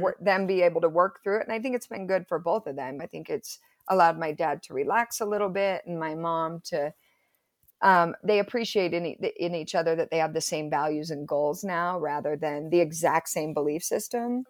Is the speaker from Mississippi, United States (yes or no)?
no; Provo, Utah, United States; I grew up in Provo, went to Timview High School, total Provo girl